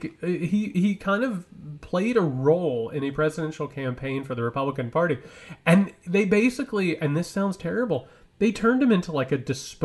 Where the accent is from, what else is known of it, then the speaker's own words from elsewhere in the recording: Greene County, Indiana, United States; I'm from Greene County, Indiana